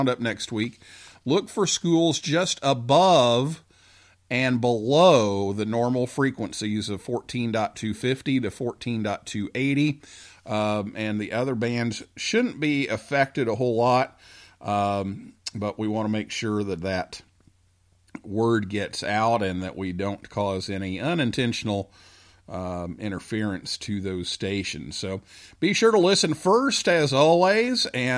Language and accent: English; Vincennes, Indiana, United States; my hometown club in Vincennes, Indiana